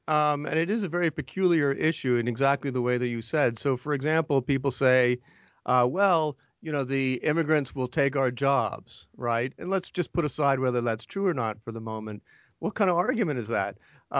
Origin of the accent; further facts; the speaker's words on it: Canada; Well, I grew up in Canada, actually.